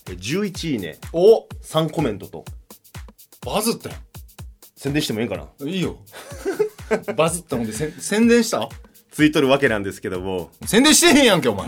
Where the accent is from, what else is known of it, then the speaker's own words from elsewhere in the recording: Amagasaki, Hyogo, Japan; moved away; 柏プラスチック30歳尼崎出身です